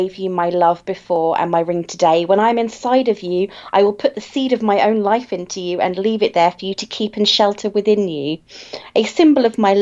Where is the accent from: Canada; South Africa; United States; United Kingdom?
United Kingdom; I'm British